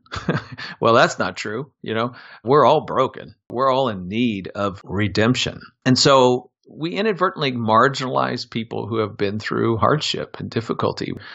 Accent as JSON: {"language": "English", "town": "Des Moines", "region": "Iowa", "country": "United States", "tie": "born or raised there", "said": "I'm a Midwestern kid, born and raised in Des Moines, Iowa."}